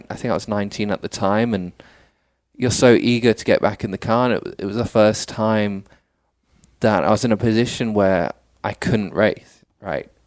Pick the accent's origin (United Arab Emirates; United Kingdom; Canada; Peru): United Arab Emirates; Dubai; now in United States; so I, I, was born and raised in Dubai. Okay. Uh, went to school there. Um, went to an English school, obviously.